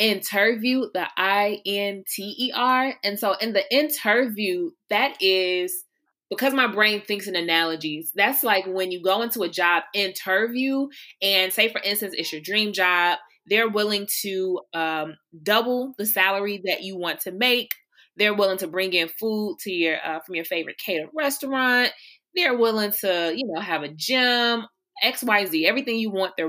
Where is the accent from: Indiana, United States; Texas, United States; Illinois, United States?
Illinois, United States; Chicago; I am a proud Southside Chicagoan, which means I'm from the South Side of Chicago